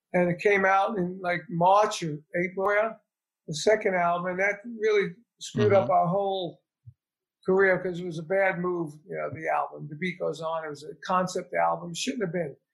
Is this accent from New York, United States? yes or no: yes; New York, United States; I'm from New York